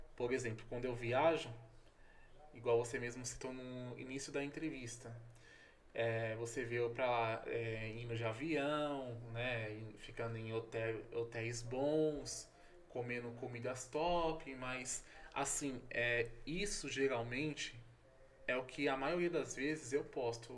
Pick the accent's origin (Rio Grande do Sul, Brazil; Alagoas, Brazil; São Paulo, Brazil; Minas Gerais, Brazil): São Paulo, Brazil; eu sou de São Paulo, porém não estou em São Paulo